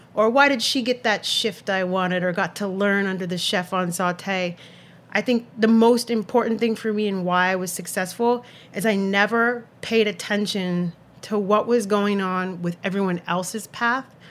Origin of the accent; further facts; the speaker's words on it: Santa Cruz, California, United States; now in New York City, United States; I grew up in Santa Cruz, California, little beach town in Northern California in the Monterey Bay.